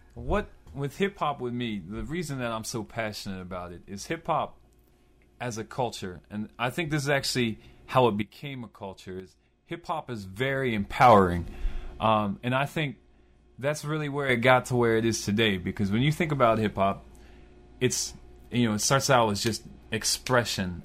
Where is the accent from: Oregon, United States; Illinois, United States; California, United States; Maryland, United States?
Maryland, United States; Baltimore; I was born in Baltimore, Maryland, in Southwest Baltimore